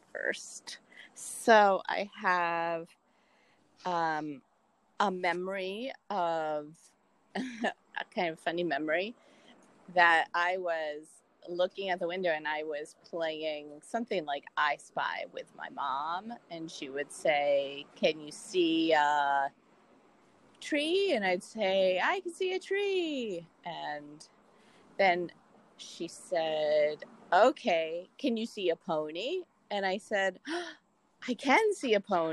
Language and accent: English; southeastern Pennsylvania, United States; moved away as an adult; I am from a small town in southeastern Pennsylvania. And I was born and lived my whole life in the same house